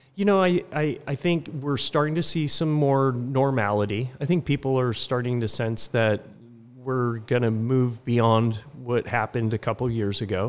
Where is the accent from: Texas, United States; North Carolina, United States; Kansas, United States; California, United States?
California, United States; also born or lived in Utah / Barcelona, Spain / Philadelphia / Atlanta, Georgia; now in Laguna Beach, United States; came back to California, where I grew up about half in California and half in Utah